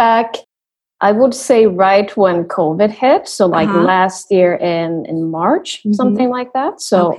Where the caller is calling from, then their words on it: Sweden; Yes, so I am right now back in Sweden.